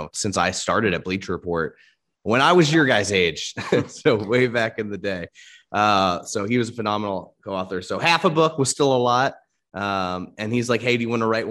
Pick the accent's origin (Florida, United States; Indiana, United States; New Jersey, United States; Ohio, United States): Indiana, United States; Indianapolis; I'm from Indianapolis, Indiana, home of the Indy 500